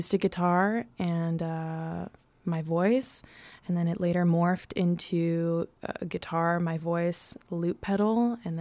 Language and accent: English; Chicago, Illinois, United States; moved away as an adult; also born or lived in New York; I'm from here and I've been here for a long time